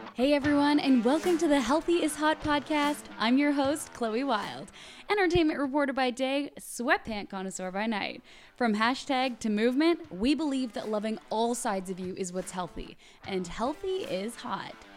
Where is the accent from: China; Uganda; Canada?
Canada; my home country of Canada